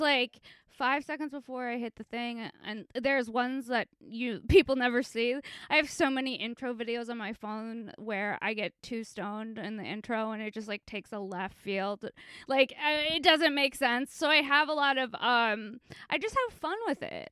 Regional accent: Los Angeles, California, United States; I'm from Encino in the Sh-, San Fernando Valley

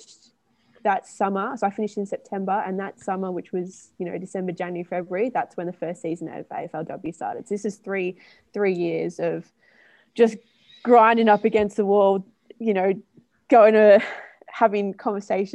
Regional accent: Melbourne, Victoria, Australia; moved away; I'm from Melbourne, which is in Victoria in Australia

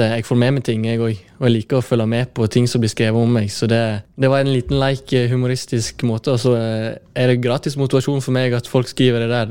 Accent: Årdal, Vestland, Norway

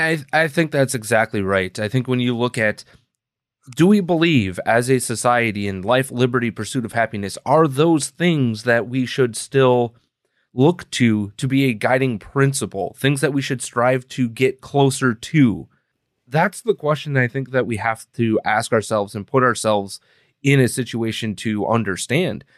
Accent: Wisconsin, United States; now in Illinois, United States; we're both from Wisconsin originally

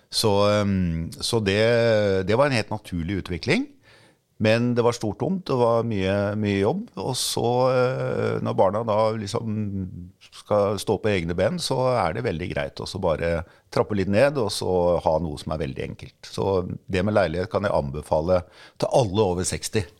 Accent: Skien, Telemark, Norway; also born or lived in Oslo; now in Bærum, Norway; Jeg vokste opp i en eh, enebolig i Skien

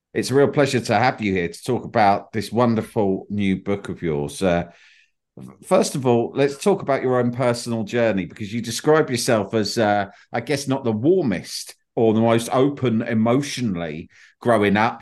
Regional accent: United Kingdom; I'm, I'm British

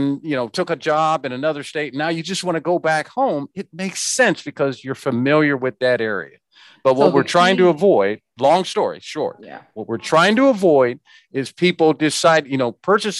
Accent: Kansas City, United States; I grew up in Kansas City.

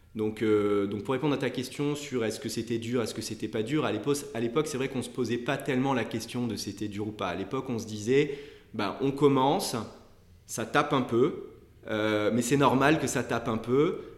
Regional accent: Nice, Provence-Alpes-Côte d'Azur, France; moved away as an adult; also born or lived in Montpellier; now in Paris, France; j'ai été, j'ai été élevé à Nice

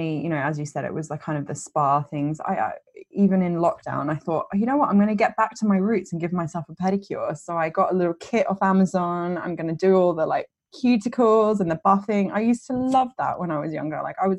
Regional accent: Australia; I would say my first makeup memory was I grew up in Australia

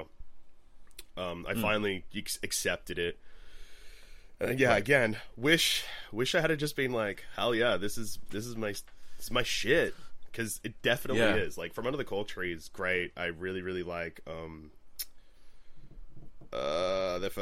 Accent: Melbourne, Victoria, Australia; I'm from Melbourne.

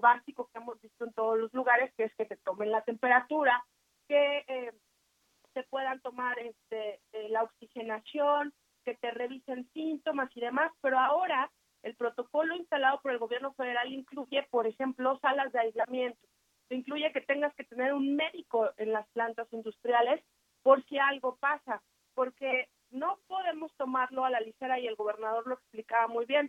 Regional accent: Mexico; como mexicanos

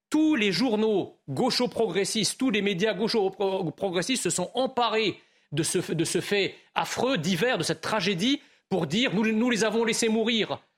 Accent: France; je suis français d'origine immigrée.

